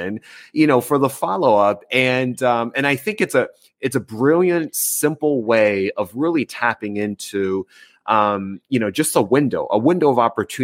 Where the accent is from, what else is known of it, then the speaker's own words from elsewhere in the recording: United States; growing up as an American